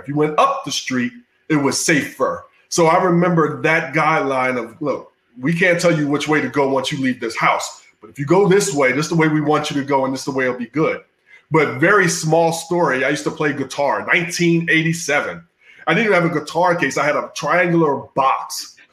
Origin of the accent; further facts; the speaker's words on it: Philadelphia, Pennsylvania, United States; I grew up in inner city Philly